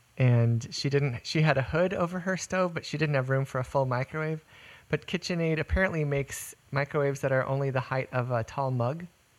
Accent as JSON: {"language": "English", "region": "South Texas", "country": "United States", "tie": "born or raised there", "said": "I grew up in South Texas, so air conditioning was a necessity."}